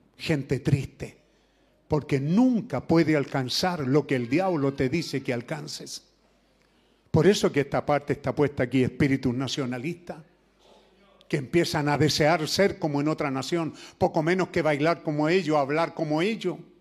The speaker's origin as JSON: {"language": "Spanish", "country": "Chile", "said": "somos chilenos"}